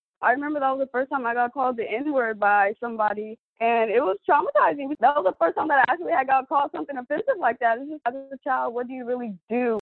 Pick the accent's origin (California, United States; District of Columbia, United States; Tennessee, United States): California, United States; San Diego; I was born and raised in San Diego, California.